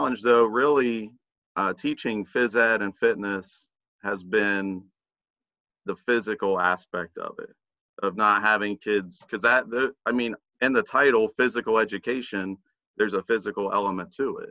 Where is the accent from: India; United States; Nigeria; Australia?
United States; Zanesville, Ohio; Originally, I grew up near Zanesville.